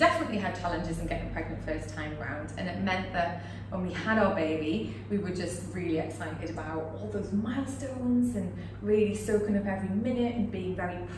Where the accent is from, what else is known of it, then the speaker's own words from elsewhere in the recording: United Kingdom; moved away as an adult; now in Singapore; I'm British